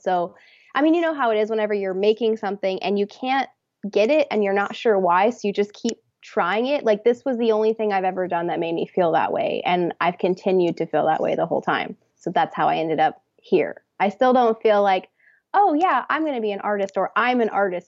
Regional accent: Texas, United States; moved away as an adult; also born or lived in New York City; now in Los Angeles, United States; I'm from Texas originally

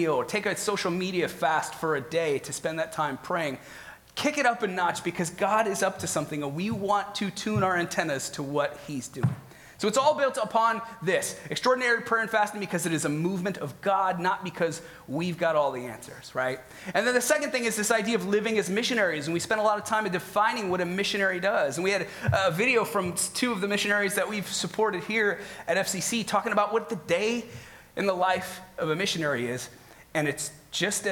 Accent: Midwest, United States; moved away as an adult; also born or lived in Northeast Ohio / Chicago; now in Fremont, United States; I'm from the Midwest, so most of my life has been either spent in Northeast Ohio or Chicago

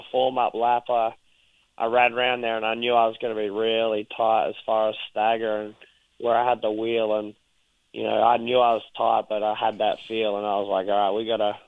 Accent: Australia; I'm Australian. I'm not Texan.

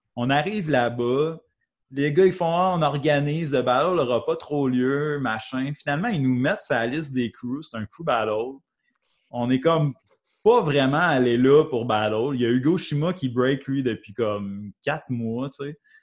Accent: Valcourt, Quebec, Canada; now in Sherbrooke, Canada; moi, je viens de Valcourt, je viens pas de Sherbrooke. Je viens de Valcourt

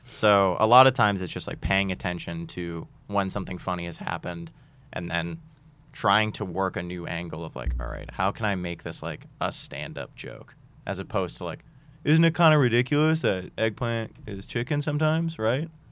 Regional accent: Boston, Massachusetts, United States; I grew up in Boston

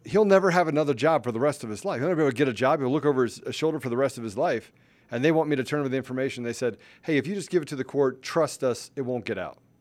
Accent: Washington, District of Columbia, United States; I grew up in Washington, D C

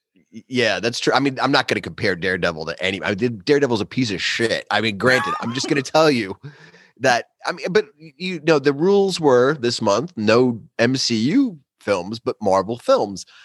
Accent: New York City, New York, United States; Brooklyn proper.

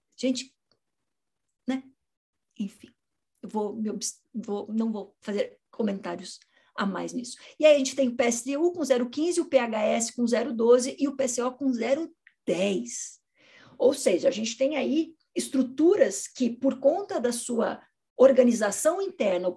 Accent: Curitiba, Paraná, Brazil; Eu sou de Curitiba

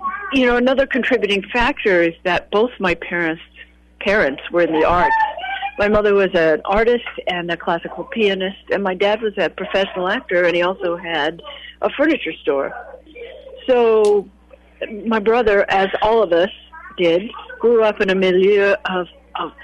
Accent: St. Joseph, Missouri, United States; moved away; I grew up in St. Joseph

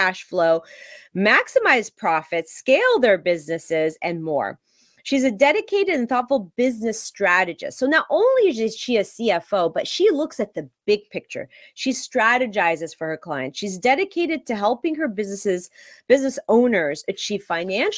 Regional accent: West Coast, United States; I'm from the West Coast

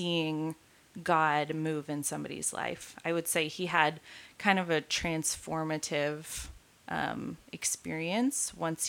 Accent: outside of San Antonio, Texas, United States; now in Dallas, United States; I am a Texan by birth and, grew up most of my life in Texas, moved around a little bit when I was younger, but for most of my life lived outside of San Antonio

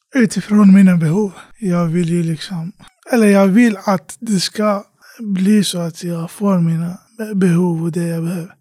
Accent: Iraq; now in Sweden; hemlandet Irak, där jag kommer ifrån

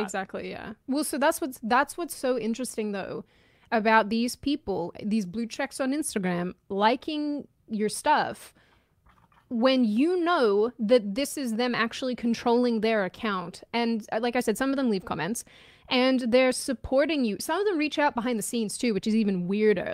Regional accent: Australia; moved away

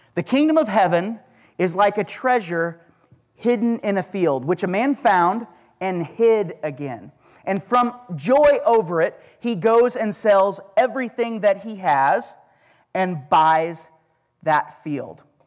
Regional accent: Oklahoma, United States; accent: Oklahoma; That's my Oklahoma accent

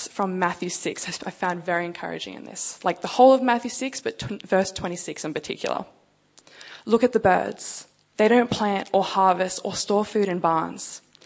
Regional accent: Canberra, Australian Capital Territory, Australia; moved away as an adult; also born or lived in Sydney; now in Perth, Australia; I'm actually from Canberra

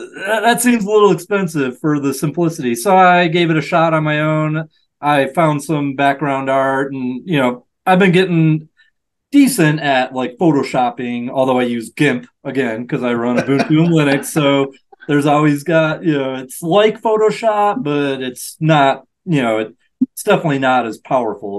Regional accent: Michigan, United States; Michigan, which is my home state

